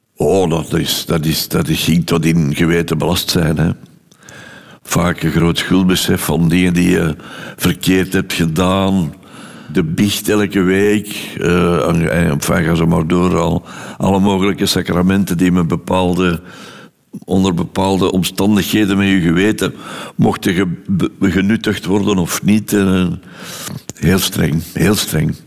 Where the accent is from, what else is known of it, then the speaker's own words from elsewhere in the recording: Londerzeel, Flanders, Belgium; ik ben geboren in Londerzeel op 13 juli 1940